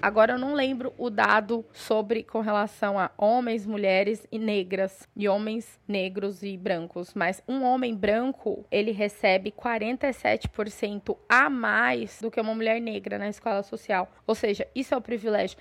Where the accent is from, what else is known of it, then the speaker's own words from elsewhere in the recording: São Paulo, Brazil; moved away as an adult; now in Mato Grosso, Brazil; eu sou de São Paulo, morei a minha vida inteira na cidade de São Paulo